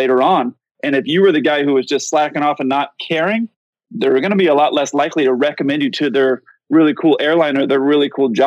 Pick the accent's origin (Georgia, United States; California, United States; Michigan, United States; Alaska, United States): California, United States; San Diego; moved away; I grew up in San Diego